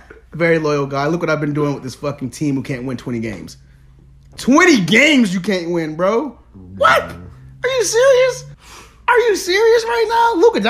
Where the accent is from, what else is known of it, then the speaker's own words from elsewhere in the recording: Atlanta, Georgia, United States; I'm born and raised in Atlanta.